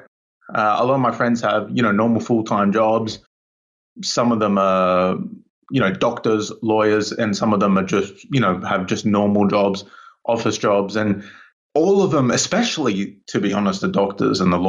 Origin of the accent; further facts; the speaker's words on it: Australia; now in United Kingdom; I was originally from Australia. I grew up in Australia